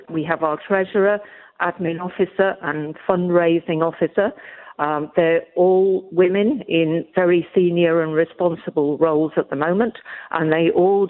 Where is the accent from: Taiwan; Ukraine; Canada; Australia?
Australia; Melbourne, Victoria; now in Coffs Harbour, Australia; Well, I moved to Coffs Harbour from Melbourne.